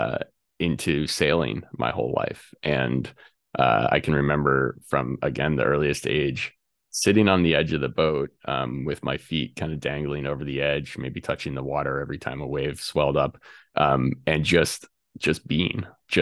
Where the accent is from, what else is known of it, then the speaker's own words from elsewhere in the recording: Colorado, United States; I grew up in Colorado, and right, literally my backyard was up against a national forest